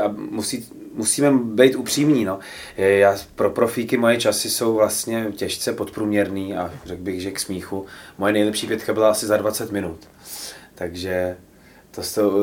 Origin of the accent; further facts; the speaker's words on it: Plzeň, Plzeň Region, Czechia; now in Prague, Czechia; já jsem z Plzně